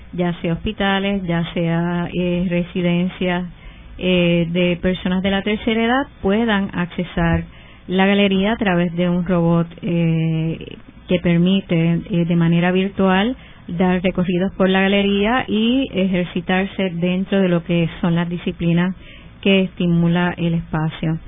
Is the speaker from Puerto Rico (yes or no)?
yes; Puerto Rico; como puertorriqueñas